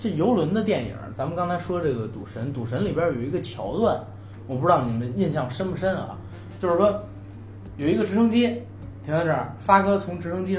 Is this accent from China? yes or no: yes; Beijing, China; 因为我是成长在北京，